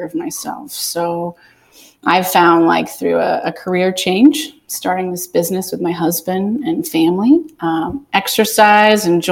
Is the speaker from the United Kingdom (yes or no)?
no; Atlanta, Georgia, United States; now in Southwest Florida, United States; I'm from Atlanta